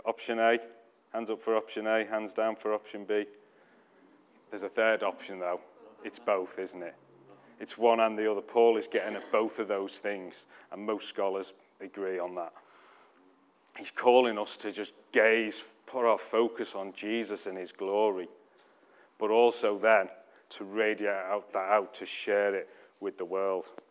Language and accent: English; United Kingdom; we're too British